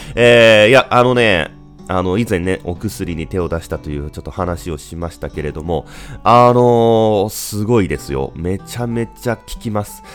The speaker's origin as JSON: {"language": "Japanese", "country": "Japan", "tie": "born or raised there", "said": "僕の地元のこの響きというところに"}